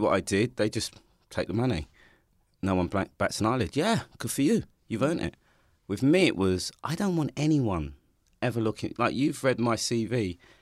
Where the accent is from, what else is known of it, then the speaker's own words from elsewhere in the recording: London, United Kingdom; also born or lived in Hackney; I grew up in Ha-, in Stoke-Newington